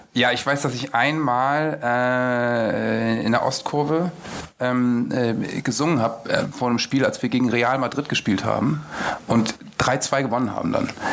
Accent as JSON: {"language": "German", "country": "Germany", "tie": "born or raised there", "said": "aufgewachsen eben im Umland von Bremen mit einem Vater, der Werder-Fan war."}